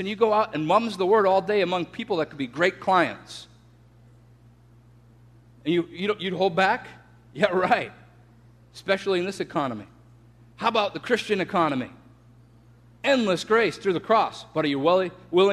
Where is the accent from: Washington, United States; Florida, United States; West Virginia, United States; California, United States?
Florida, United States; I'm from Florida